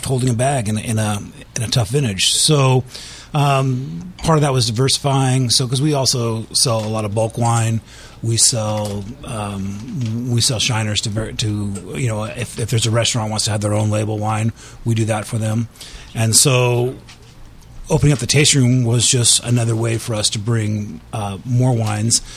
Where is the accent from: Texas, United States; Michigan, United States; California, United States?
California, United States; Sonoma; growing up in Sonoma, I love the diversity of Sonoma County